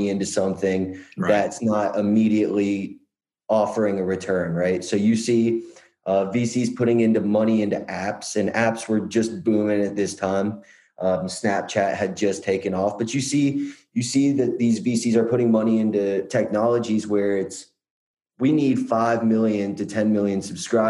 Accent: Atlanta, Georgia, United States; It's where I'm from

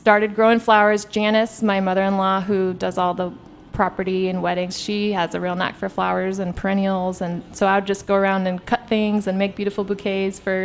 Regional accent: Bremerton, Washington, United States; moved away as an adult; also born or lived in Bainbridge Island, Washington / Kenya; now in Maryland, United States; growing up in Bremerton and Bainbridge Island, Washington

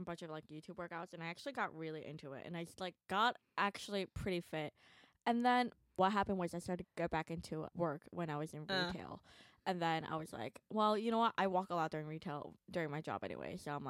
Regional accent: New York, United States; I was born and raised in New York.

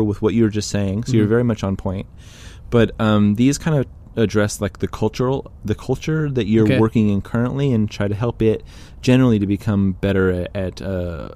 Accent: California, United States; I'm Californian

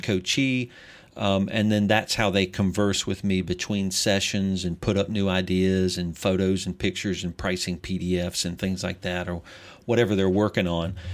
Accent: Greenville, South Carolina, United States; I'm originally from Greenville, South Carolina

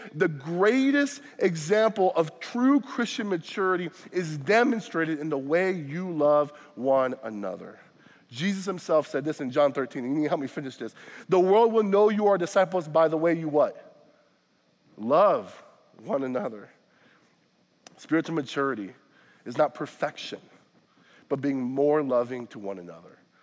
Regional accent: Florida, United States; now in Wisconsin, United States; I'm not from Wisconsin. I say this often. I'm from Florida

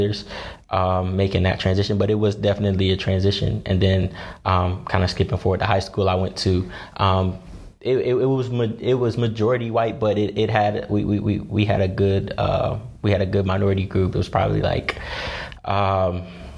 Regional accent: Greensboro, Kernersville, North Carolina, United States; in fourth grade, I moved from Greensboro, North Carolina, to a city called Kernersville

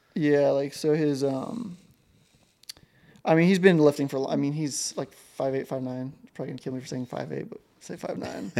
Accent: Ashland, Montana, United States; growing up in Ashland, Montana

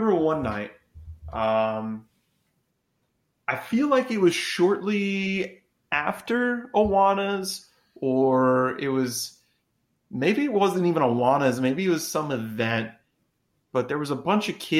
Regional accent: Clovis, New Mexico, United States; it gave me Clovis vibes where we grew up

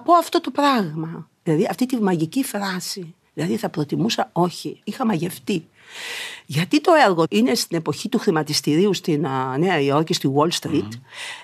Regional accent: Thessaloniki, Central Macedonia, Greece; now in Athens, Greece; γιατί είμαι Θεσσαλονικιά, έπρεπε να επισκέφτομαι τη μητέρα μου και τον πατέρα μου στη Θεσσαλονίκη

